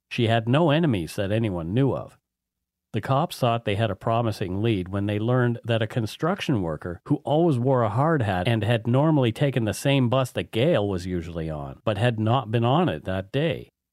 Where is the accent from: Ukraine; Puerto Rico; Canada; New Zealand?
Canada; Bridgewater, Nova Scotia; moved away; where I grew up in Bridgewater